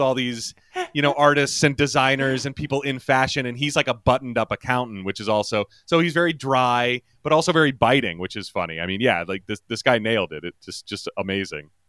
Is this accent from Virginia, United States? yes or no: yes; Yorktown, Virginia, United States; my hometown in Yorktown, Virginia